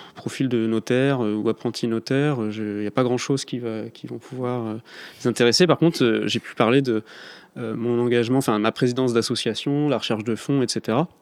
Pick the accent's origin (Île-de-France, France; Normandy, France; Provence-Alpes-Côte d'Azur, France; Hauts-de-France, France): Hauts-de-France, France; the Nord; moved away as an adult; also born or lived in Paris; je suis du Nord, donc euh, je quittais le Nord pour arriver à Paris.